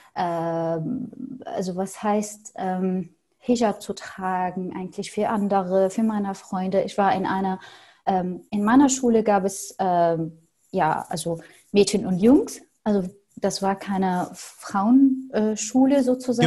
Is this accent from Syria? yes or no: yes; Syria; first language Arabic; German is a second language; moved away as an adult; also born or lived in Berlin; now in Germany; ich bin Arabisch-Muttersprachlerin und ich komme aus Syrien